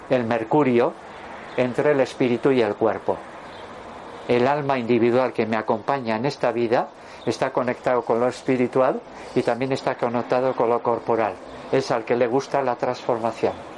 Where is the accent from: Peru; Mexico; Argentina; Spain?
Spain; Durango, Basque Country; cuando yo nací en 1956, el portero del Atleti, de Bilbao era Carmelo Cedrún, que además era de mi pueblo, de Durango